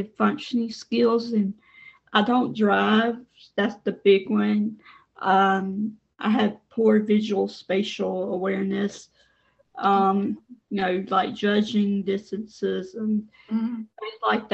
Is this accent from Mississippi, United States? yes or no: yes; Mississippi, United States; I am from the United States in the state of Mississippi.